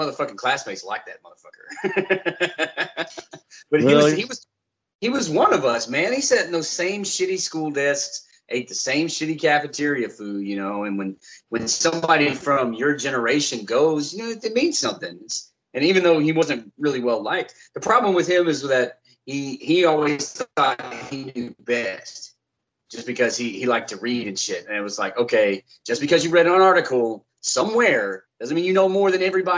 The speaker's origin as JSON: {"language": "English", "region": "Texas", "country": "United States", "tie": "born or raised there", "also_born_or_lived": "Corsicana, Texas", "said": "I went to school there for kindergarten, elementary, middle school, and 3 years of high school"}